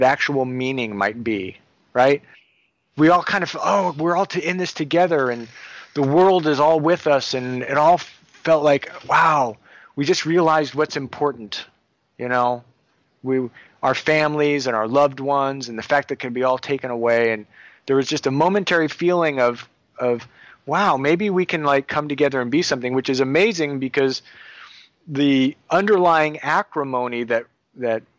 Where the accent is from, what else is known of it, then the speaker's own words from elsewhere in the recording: Livermore, California, United States; also born or lived in New Jersey; I grew up in Livermore, which is home to Lawrence Livermore Nuclear Laboratory